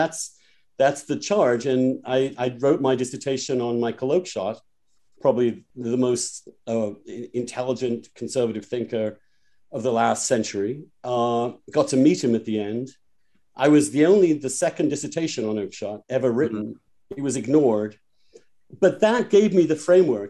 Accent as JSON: {"language": "English", "town": "East Grinstead", "region": "South East England", "country": "United Kingdom", "also_born_or_lived": "Oxford", "moved": "as an adult", "lives_now": "United States", "said": "I am from East Grinstead"}